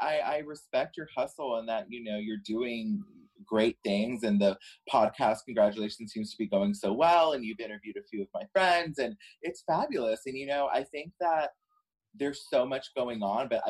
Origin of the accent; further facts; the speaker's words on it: Bay City, Texas, United States; I'm from a small town called Bay City, Texas. It's an hour and 30 minutes south of Houston.